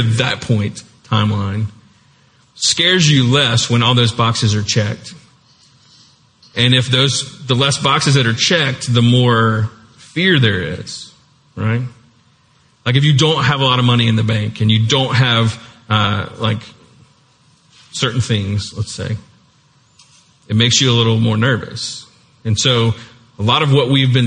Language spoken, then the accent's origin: English; United States; we're the US